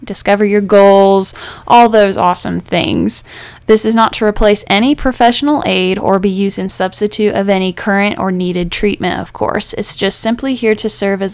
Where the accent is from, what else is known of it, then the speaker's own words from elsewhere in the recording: Charleston, South Carolina, United States; I am originally from Charleston, South Carolina, and I actually still live here. This is my home.